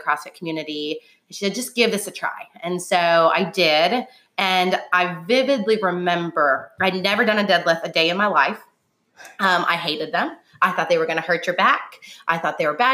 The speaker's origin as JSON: {"language": "English", "region": "Illinois", "country": "United States", "also_born_or_lived": "California / Nashville", "moved": "as an adult", "lives_now": "Dixon, United States", "said": "I'm from Illinois originally"}